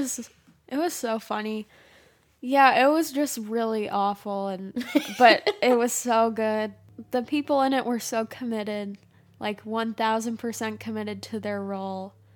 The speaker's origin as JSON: {"language": "English", "region": "Michigan", "country": "United States", "said": "We're from Michigan"}